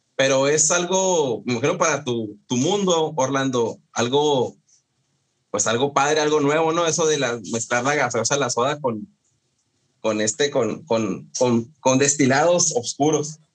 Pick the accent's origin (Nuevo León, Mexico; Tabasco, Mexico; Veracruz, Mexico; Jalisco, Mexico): Jalisco, Mexico; Encarnación de Díaz; moved away; mi pueblo, a, La Chona